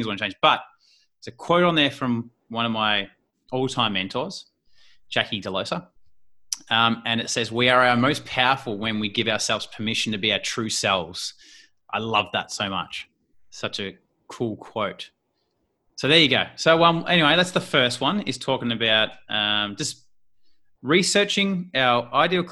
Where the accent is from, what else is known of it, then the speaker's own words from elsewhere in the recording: Australia; accent: Australian; putting my Australian lingo in there and slang